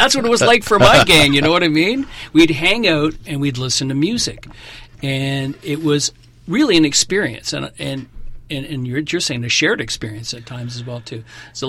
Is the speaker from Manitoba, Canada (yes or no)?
no; Toronto, Ontario, Canada; I grew up in Toronto and Yonge Street was my strip